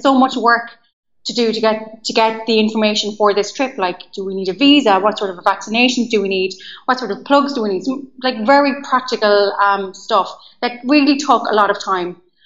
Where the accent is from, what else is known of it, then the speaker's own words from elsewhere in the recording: County Leitrim, Connacht, Ireland; moved away as an adult; also born or lived in London / Amsterdam; I am from a small county in the west of Ireland called Leitrim